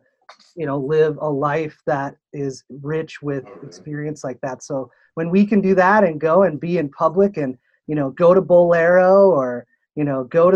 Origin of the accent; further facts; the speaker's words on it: Wisconsin, United States; now in Minnesota, United States; I grew up in Wisconsin and it's mandatory that you're a Packer fan